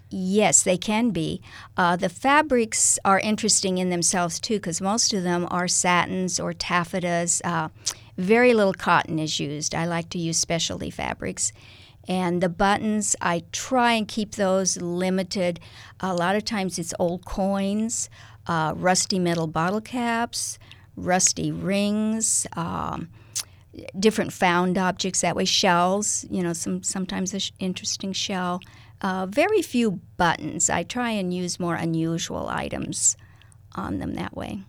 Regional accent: Kansas, United States; moved away as an adult; now in Lincoln, United States; I was born in Kansas

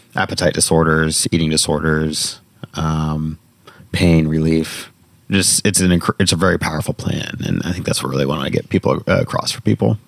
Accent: Indiana, United States; I'm from Indiana

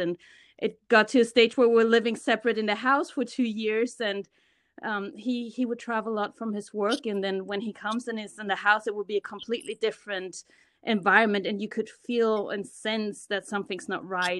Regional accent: Germany; moved away as an adult; now in United States; I was born and raised in Germany. I'm a German Ghanaian, so my mom is German, my dad is from Ghana, and I moved to the States about ten years ago

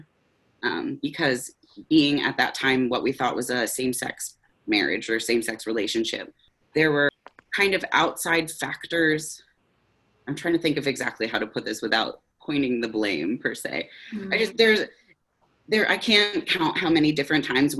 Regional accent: Pennsylvania, United States; moved away as an adult; now in Seattle, United States; in 2019, my partner Rose and I moved to Seattle from Pennsylvania. So it was kind of this whole, we got married in 2018 and then moved here. And so we moved across the country away from our families and kind of like the communities we grew up

